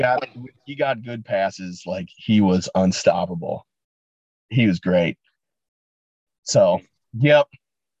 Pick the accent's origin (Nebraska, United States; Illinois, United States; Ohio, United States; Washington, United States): Illinois, United States; Chicago suburbs; moved away; I grew up in the Chicago suburbs.